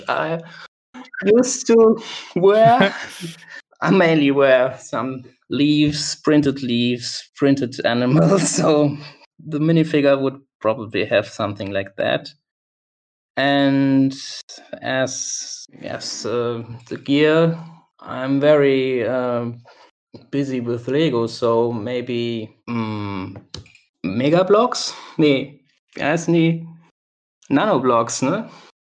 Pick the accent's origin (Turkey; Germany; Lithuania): Germany; also born or lived in Cologne, Germany; I'm from Germany